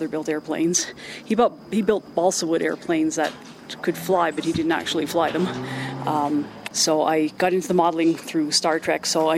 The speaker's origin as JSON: {"language": "English", "town": "Kitchener", "region": "Ontario", "country": "Canada", "said": "I'm from Kitchener, Ontario, Canada."}